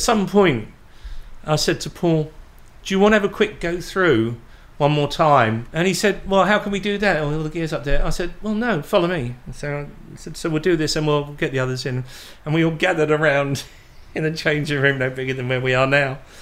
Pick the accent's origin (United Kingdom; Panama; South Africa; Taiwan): United Kingdom; Portsmouth, South East England; my hometown of Portsmouth